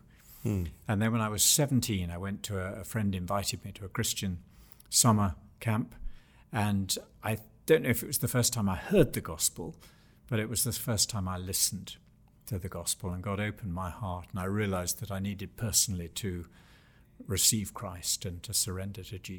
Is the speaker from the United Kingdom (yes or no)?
yes; England, United Kingdom; I was brought up, and this will seem very odd to many listeners, but I was brought up in England. I was born in 1953. And in my childhood, formal Church of England church going was quite a normal thing.